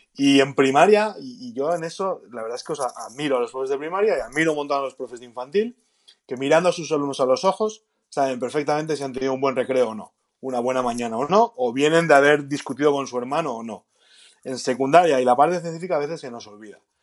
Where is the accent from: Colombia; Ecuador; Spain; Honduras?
Spain; Galicia; Como buen gallego